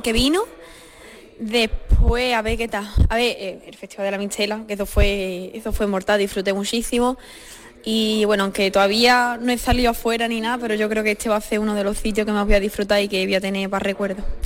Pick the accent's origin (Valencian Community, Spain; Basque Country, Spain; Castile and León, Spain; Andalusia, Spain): Andalusia, Spain; Los Palacios y Villafranca; en mi pueblo, en Los Palacios